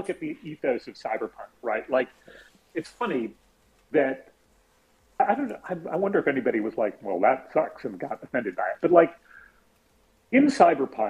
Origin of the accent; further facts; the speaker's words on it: San Francisco, California, United States; I grew up in the Castro in San Francisco and in the 70s